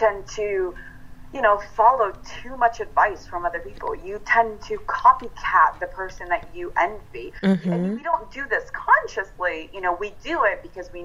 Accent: California, United States; now in New York, United States; I'm actually Italian, and at heart, I'm a Californian. I live in New York, but I'm a Californian

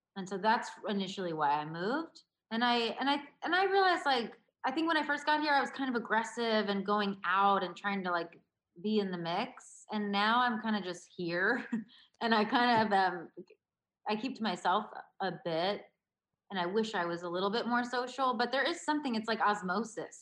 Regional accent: Baltimore, Maryland, United States; growing up in Baltimore

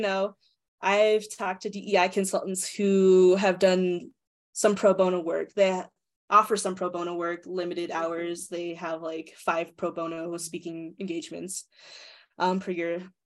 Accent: United States; being a Filipino American, how I perceive power and leadership because my parents are Filipino, but also my ability to flex between that because of my American upbringing

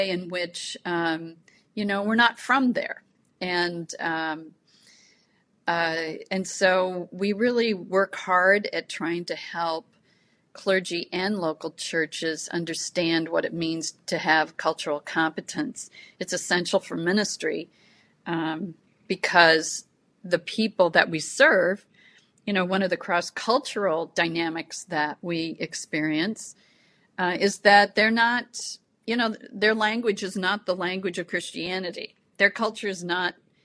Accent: Spokane, Washington, United States; moved away as an adult; also born or lived in Boston; where I grew up in Spokane.

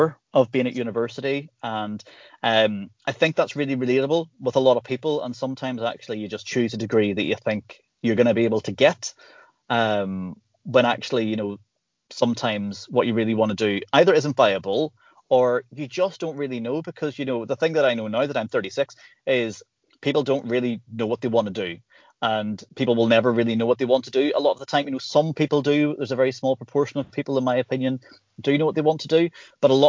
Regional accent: Northern Ireland, United Kingdom; growing up in Northern Ireland

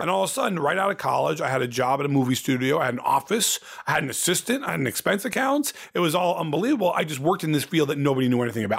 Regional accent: Ohio, United States; also born or lived in Indiana, United States; now in Los Angeles, United States; my whole life growing up in Ohio

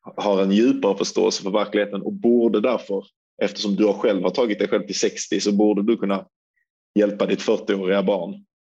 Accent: Sweden; som svensk

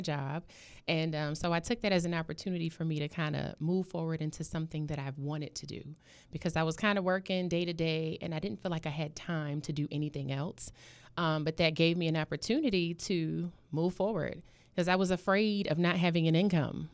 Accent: New York City, New York, United States; moved away as an adult; now in Norfolk, United States; I was, um, born and raised in Harlem, and I came down to Norfolk when I was about twenty-one

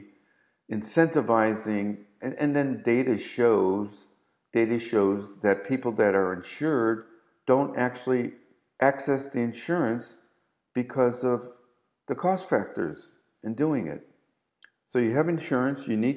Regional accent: Chicago, Illinois, United States; moved away; being born and raised in Chicago

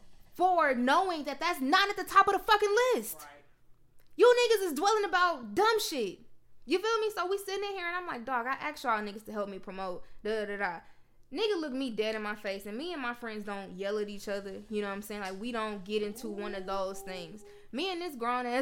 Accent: Memphis, Tennessee, United States; we went to Tennessee State, but I'm from Memphis

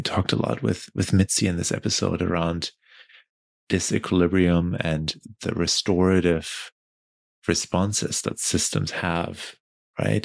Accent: Germany; moved away; I I only connect back to my home country and my family like on these trips

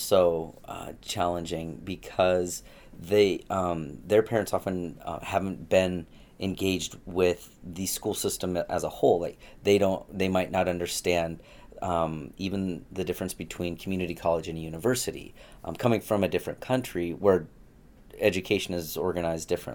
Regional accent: Tri-Cities, Washington, United States; also born or lived in Gig Harbor, Washington / Arizona; I actually lived in the Tri-Cities till I was 10. And then we moved in the mid-80s over to Gig Harbor, Washington

